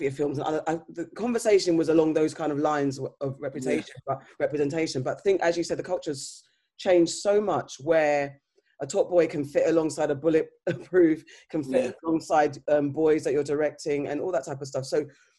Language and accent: English; Ghana; being Ghanaian